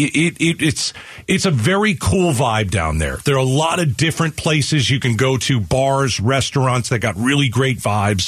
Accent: United States; now in Phoenix, United States; I'm from the New York, New Jersey area

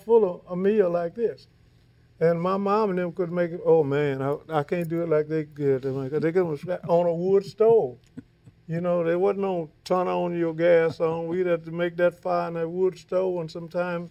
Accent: Louisiana, United States; I'm from Louisiana. You know, we was raised, you had to cook.

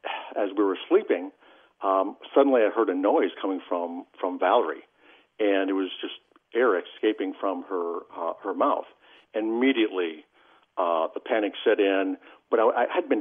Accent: Alexandria, Minnesota, United States; also born or lived in Idaho; I grew up in Alexandria

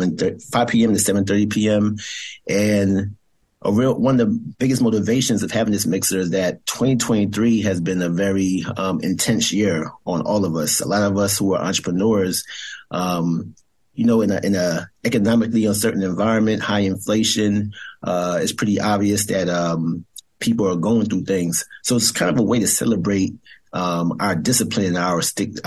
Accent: New Jersey, United States; moved away as an adult; also born or lived in Brooklyn, New York / Maryland / Washington, D.C.; I was born in Brooklyn, New York, as a firstborn generation Grenadian American, and spent most of my time growing up in Jersey

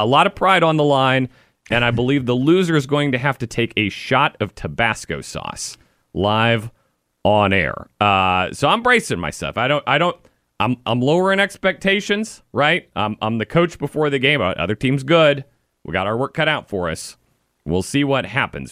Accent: Midwest, United States; now in Richmond, United States; I'm from the Midwest. In the Midwest, we bowl

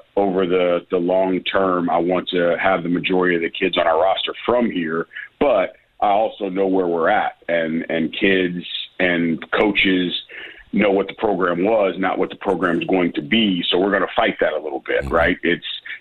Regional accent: Midwest, United States; now in Memphis, United States; I'm from the Midwest originally.

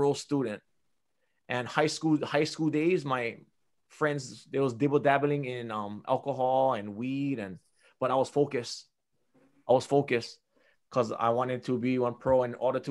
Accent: Big Island, Hawaii, United States; I was born and raised on the Big Island

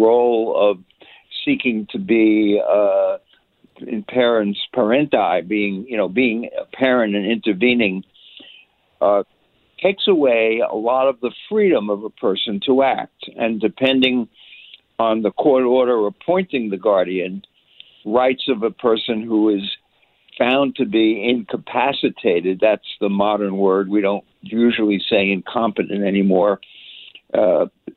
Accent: New York, United States; I'm a New Yorker

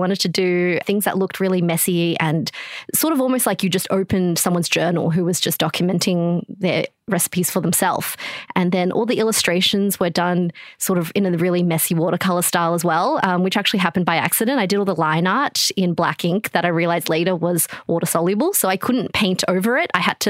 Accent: China; born there; And I was born in China and both my parents are Chinese.

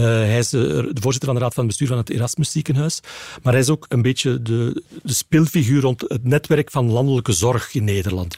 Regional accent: Flanders, Belgium; als Vlaming

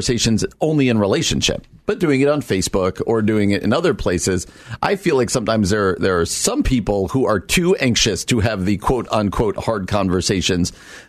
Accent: Scranton, Pennsylvania, United States; born there; I was born in Scranton.

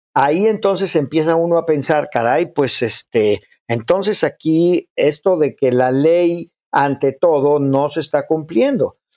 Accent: Mexico; como mexicanos

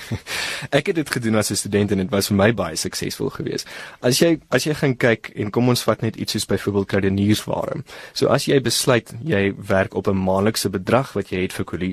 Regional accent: South Africa; ons as Suid-Afrikaners

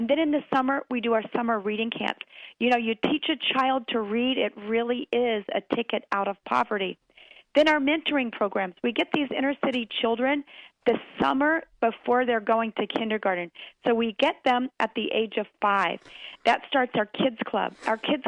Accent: Maryland, United States; moved away; I grew up on a farm in Maryland, and I was just back in my hometown preaching this past weekend

